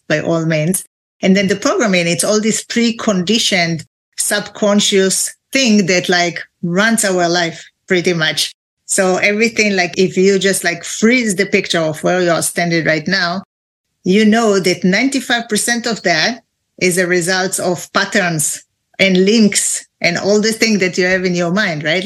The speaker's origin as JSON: {"language": "English", "country": "Israel", "second_language": "English", "moved": "as an adult", "lives_now": "California, United States", "said": "they probably hear my accent. So I'm from Israel originally"}